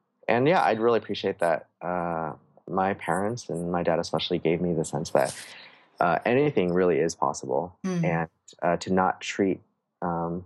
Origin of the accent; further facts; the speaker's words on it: San Francisco, California, United States; my earliest memories are from growing up in the San Francisco area